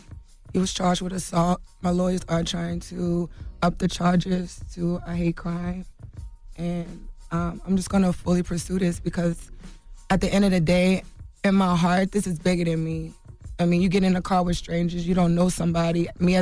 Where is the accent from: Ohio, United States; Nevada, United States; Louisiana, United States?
Louisiana, United States; New Orleans; moved away; I'm from, you know, I'm from New Orleans, been here 10 years. I don't have family here, you know.